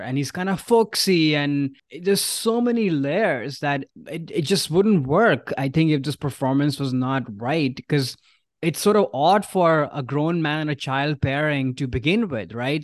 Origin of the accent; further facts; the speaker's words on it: India; now in San Francisco, United States; growing up in India, especially those early years